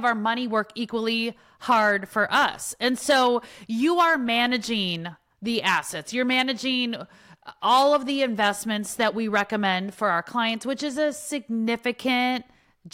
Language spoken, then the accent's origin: English; Wisconsin, United States; I grew up in Wisconsin